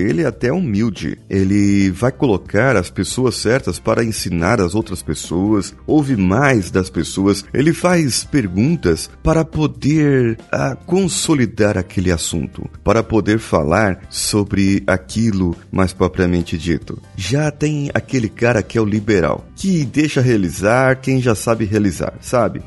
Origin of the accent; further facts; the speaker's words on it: Vitória, Espírito Santo, Brazil; Eu sou coach e sou de Vitória, Espírito Santo